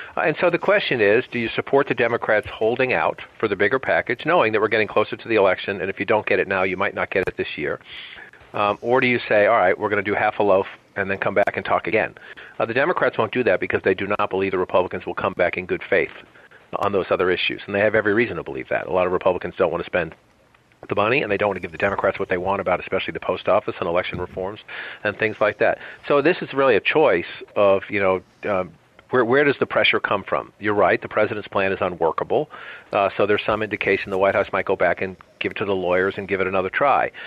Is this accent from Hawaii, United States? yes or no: no; Boston, Massachusetts, United States; moved away as an adult; now in Washington, D.C., United States; I'm a kid from Dorchester.